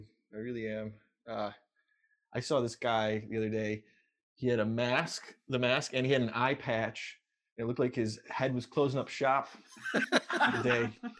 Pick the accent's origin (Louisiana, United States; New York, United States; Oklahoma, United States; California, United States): New York, United States; Buffalo; now in New York City, United States; I'm from New York State, so I'm actually from Buffalo, which is way as west as you can get, right by Niagara Falls.